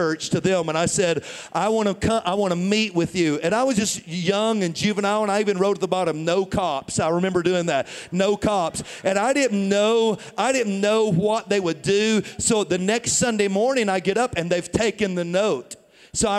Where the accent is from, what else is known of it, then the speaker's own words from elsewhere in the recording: Tennessee, United States; moved away as an adult; also born or lived in St. Louis, Missouri; I was born and raised in Tennessee